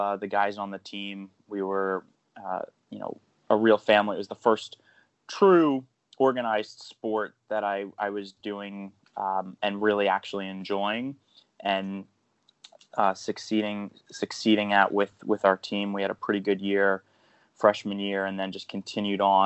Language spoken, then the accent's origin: English; Eastchester, New York, United States; I grew up in the town of Eastchester, which is about 30 minutes outside of New York City.